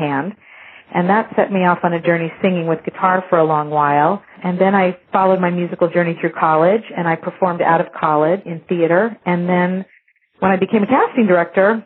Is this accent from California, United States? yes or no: yes; La Jolla, California, United States; I grew up down in La Jolla, California